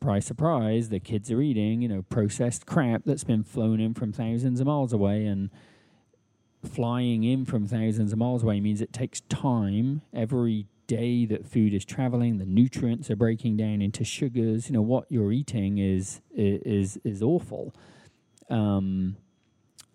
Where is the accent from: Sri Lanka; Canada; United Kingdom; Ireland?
United Kingdom; England; moved away as an adult; also born or lived in United States; now in Brooklyn, United States; I grew up metric in England